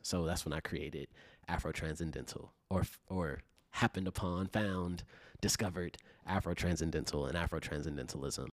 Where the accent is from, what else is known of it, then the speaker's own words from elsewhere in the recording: Chicago, Illinois, United States; growing up in Chicago